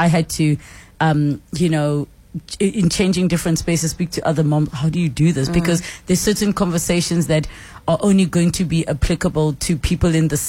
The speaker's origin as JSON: {"language": "English", "region": "Limpopo", "country": "South Africa", "said": "I'm from Limpopo."}